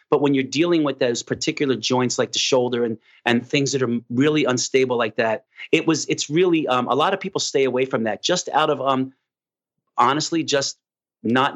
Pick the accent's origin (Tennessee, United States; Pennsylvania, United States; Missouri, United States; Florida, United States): Pennsylvania, United States; Philadelphia; moved away; also born or lived in New York; I'm actually from South Philadelphia, and growing up in an Italian community